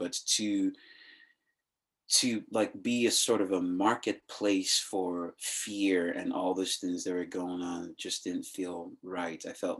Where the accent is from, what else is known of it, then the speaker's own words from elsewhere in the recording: Nigeria; I'm growing up in the regime I grew up with in Nigeria